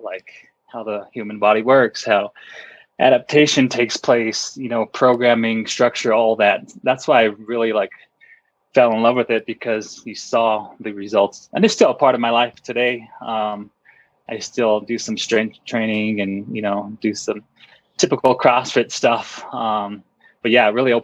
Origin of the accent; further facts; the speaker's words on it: Pueblo, Colorado, United States; now in Leadville, United States; I grew up pretty much in Colorado my whole life. I wasn't born here, but grew up here my whole life on the Front Range of Colorado, just maybe a couple hours south of Denver